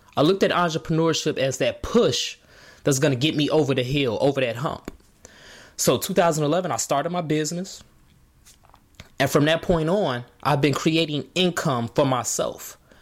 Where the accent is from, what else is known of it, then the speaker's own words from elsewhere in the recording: Markham, Illinois, United States; in Chicago where I grew up in Markham.